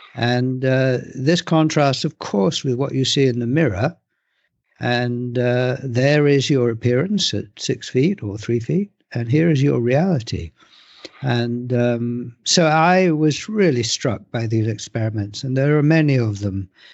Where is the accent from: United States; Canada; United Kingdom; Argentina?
United Kingdom; England; I was born in England, I live in England